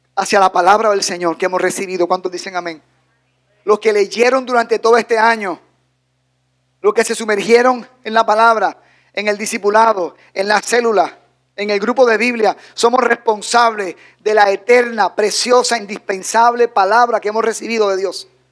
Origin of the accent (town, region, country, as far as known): Dominican Republic